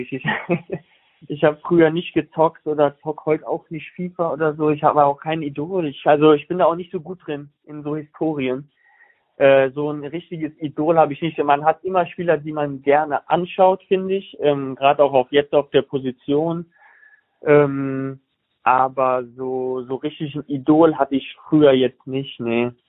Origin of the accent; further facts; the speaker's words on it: Bonn, North Rhine-Westphalia, Germany; accent: Rhineland; ich komme ja aus Bonn, Köln so und ich bin Rheinländer, wenn man es nicht hört.